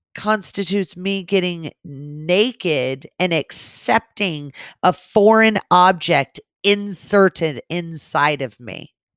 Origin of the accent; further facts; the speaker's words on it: California, United States; growing up in California